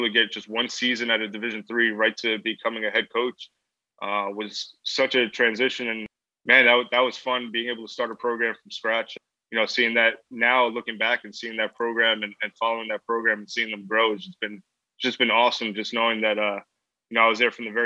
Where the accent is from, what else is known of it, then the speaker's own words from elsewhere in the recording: Rockland County, New York, United States; first language English; moved away as an adult; also born or lived in Puerto Rico (ancestry); now in High Point, United States; I'm from Rockland County